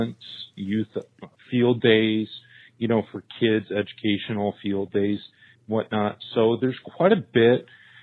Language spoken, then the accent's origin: English; St. Lawrence River, upstate New York, United States; moved away as an adult; also born or lived in California; now in Illinois, United States; I grew up on the St. Lawrence River in upstate New York